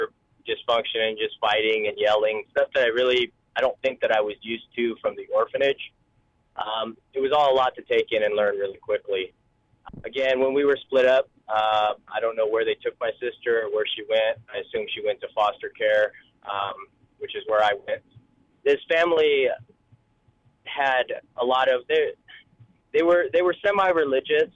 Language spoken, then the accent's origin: English; Oregon, United States; born or raised there; also born or lived in Seoul, South Korea / Detroit, Michigan